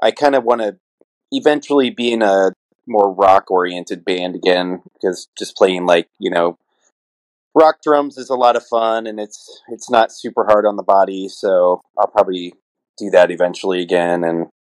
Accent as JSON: {"language": "English", "town": "Indianapolis", "region": "Indiana", "country": "United States", "tie": "born or raised there", "moved": "yes", "lives_now": "Tampa Bay, United States", "said": "my hometown, Indy"}